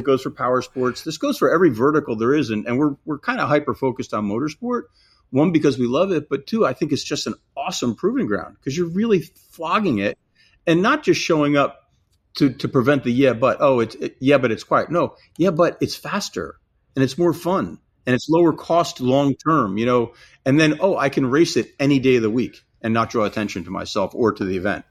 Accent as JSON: {"language": "English", "region": "New Jersey", "country": "United States", "tie": "born or raised there", "said": "I grew up in New Jersey."}